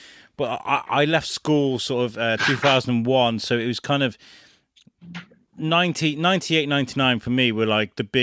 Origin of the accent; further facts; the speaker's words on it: Wrexham, Wales, United Kingdom; moved away; also born or lived in Telford; I am a Telford lad, moved to Wrexham and grew up there, and then moved back to Telford